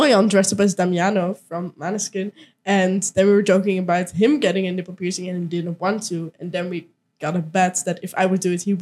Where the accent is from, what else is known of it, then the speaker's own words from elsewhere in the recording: Twente, Overijssel, Netherlands; I come from Twente, the greatest place